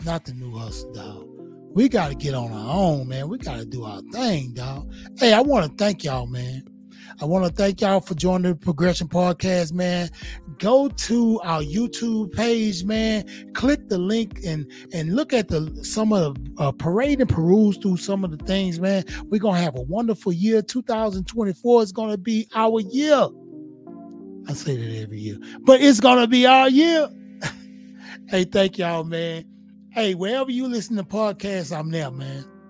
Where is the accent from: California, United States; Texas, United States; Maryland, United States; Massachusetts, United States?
Texas, United States; Houston; I'm from Fifth Ward, north side of Houston, Texas